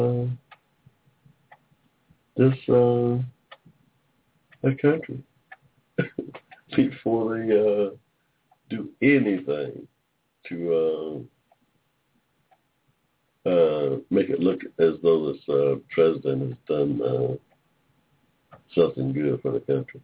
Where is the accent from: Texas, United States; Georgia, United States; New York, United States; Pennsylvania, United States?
Georgia, United States; in Georgia, in my state, in my home state